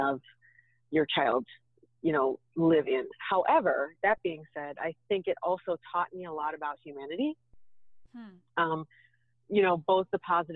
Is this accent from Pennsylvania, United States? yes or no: yes; Pittsburgh, Pennsylvania, United States; moved away; I grew up in Pittsburgh in not such a great neighborhood